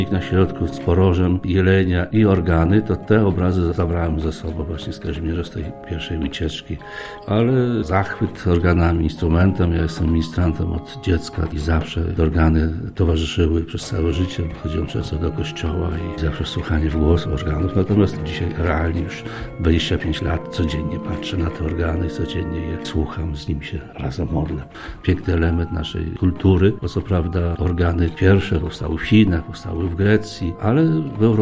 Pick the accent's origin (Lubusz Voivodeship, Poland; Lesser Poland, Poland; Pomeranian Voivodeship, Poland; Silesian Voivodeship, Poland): Pomeranian Voivodeship, Poland; Tczew; My jesteśmy z Tczewa, to jest niedaleko Gdańska